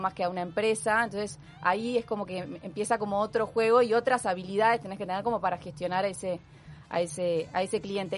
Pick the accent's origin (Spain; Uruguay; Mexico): Uruguay; Punta del Este, Maldonado; also born or lived in Montevideo; yo nací en Montevideo, eh, pero cuando tenía dos, tres meses, mi familia se decidió venirse a vivir a Punta del Este. O sea que me crié y formé casi la, o sea, toda mi vida acá